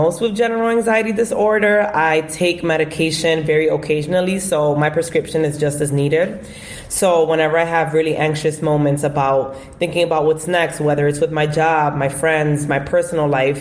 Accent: New York City, New York, United States; also born or lived in Bronx, New York; I'm from the Bronx, New York, but I was born and raised in Washington Heights, and I currently still reside in the Bronx now

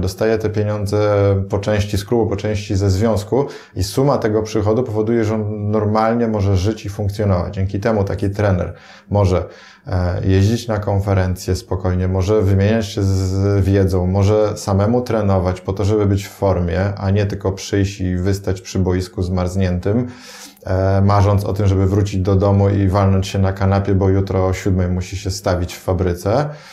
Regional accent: Poland; nam, Polakom

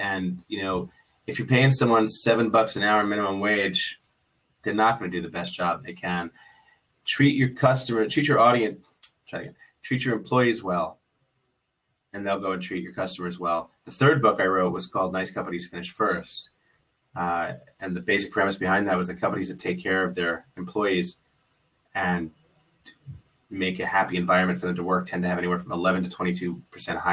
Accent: New York City, New York, United States; I grew up in New York City. I was a public school kid

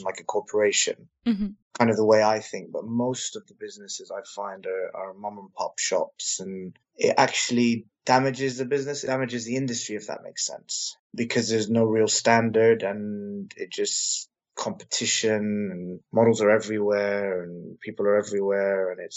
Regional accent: United Kingdom; also born or lived in Lebanon; now in London, United Kingdom; I'm a British Lebanese male living in London

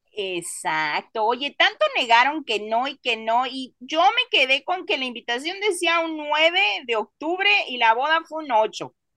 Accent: Mexico; moved away; tú y yo somos mexicanos

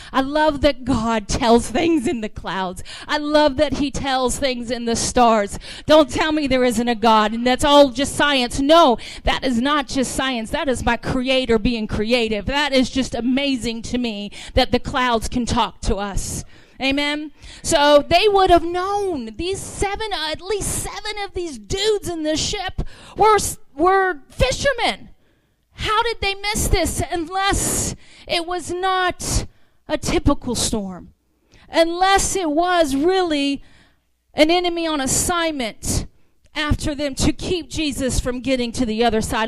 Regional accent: the South, United States; accent: southern; I am from the south

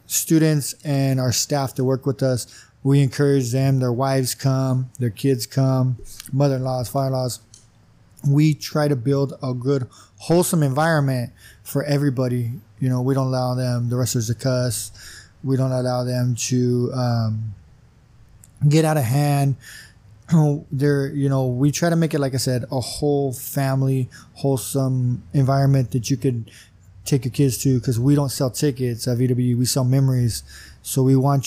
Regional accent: Imperial, California, United States; born and raised in Imperial.

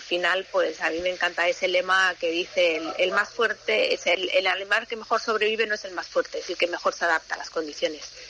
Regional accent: Fuengirola, Andalusia, Spain; yo me crié en Fongirola

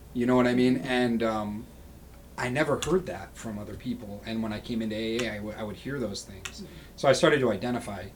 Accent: Rochester, New York, United States; moving back to my home city. I'm originally from Rochester, New York

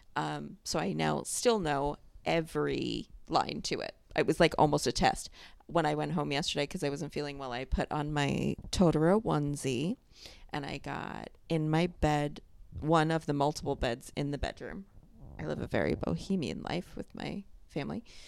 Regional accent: New York, United States; I grew up in New York

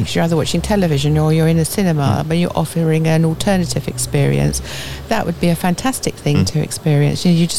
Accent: Fleet, South East England, United Kingdom; I come from Fleet

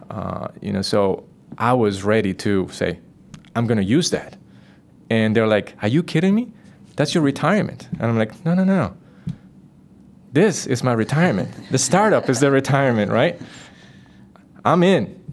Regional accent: Costa Rica; Growing up in Costa Rica, being part of the nature

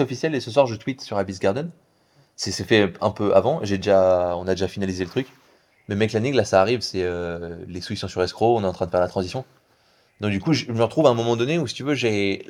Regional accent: Paris, Île-de-France, France; moved away as an adult; also born or lived in Hong Kong; now in Bali, Indonesia; Moi je viens de Paris

